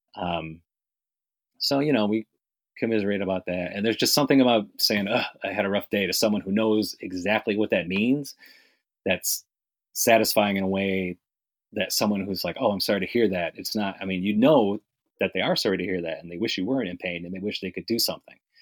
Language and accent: English; New York, United States; now in Miami, United States; I grew up in New York. I moved to Miami around about 96